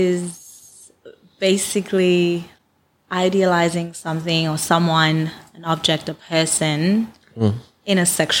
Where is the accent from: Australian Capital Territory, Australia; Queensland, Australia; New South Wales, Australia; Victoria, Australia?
Australian Capital Territory, Australia; Canberra; Like growing up in Canberra, there were like maybe three other black girls in my school.